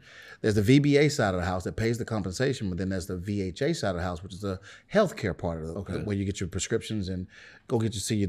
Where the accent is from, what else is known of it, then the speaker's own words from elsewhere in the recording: Birmingham, Alabama, United States; I'm originally from Birmingham, Alabama.